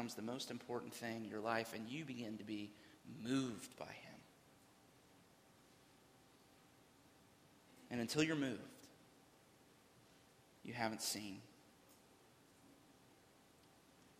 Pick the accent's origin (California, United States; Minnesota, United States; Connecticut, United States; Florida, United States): Florida, United States; Central; I grew up in Central Florida